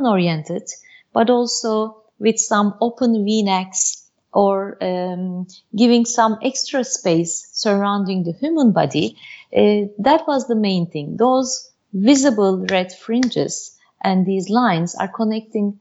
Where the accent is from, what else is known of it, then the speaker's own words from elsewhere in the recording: Turkey; also born or lived in Bursa, Turkey / Istanbul, Turkey; I was born and raised in Turkey, in Bursa and Istanbul